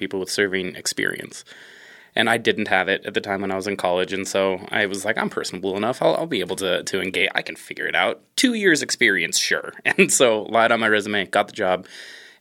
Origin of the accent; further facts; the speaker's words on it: Colorado Springs, Colorado, United States; now in Chicago, United States; I'm from Colorado Springs, like Matthew said originally, and live in Chicago now